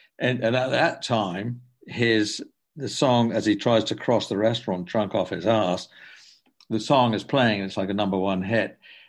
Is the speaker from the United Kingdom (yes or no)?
yes; England, United Kingdom; I'm from England, and I grew up with French, Italian, and German movies.